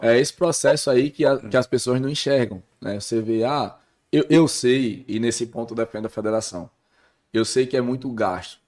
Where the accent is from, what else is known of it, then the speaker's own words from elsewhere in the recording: Mossoró, Rio Grande do Norte, Brazil; Eu sou de Mossoró, sou nascido em Mossoró.